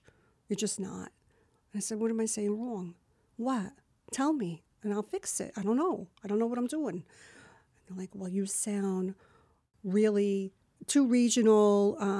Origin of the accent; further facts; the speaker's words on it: New Jersey, United States; born there; accent: New Jersey; I was born in New Jersey, and it took years